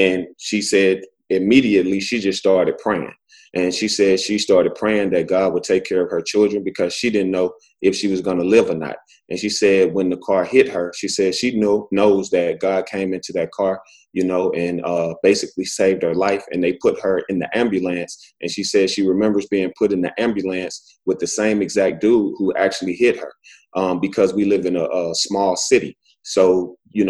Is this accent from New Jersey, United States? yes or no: no; Alexander City, Alabama, United States; I'm originally from Alabama. You know, I was raised by, you know, a single mother